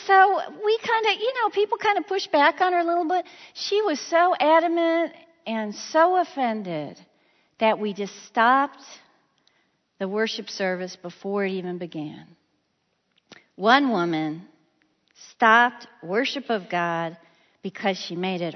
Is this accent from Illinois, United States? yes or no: yes; Illinois, United States; moved away as an adult; I was from Illinois